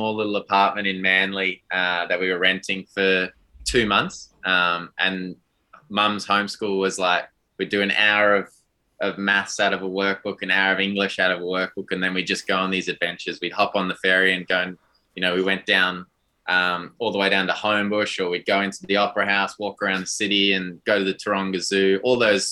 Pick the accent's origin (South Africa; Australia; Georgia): South Africa; I was born and raised in South Africa.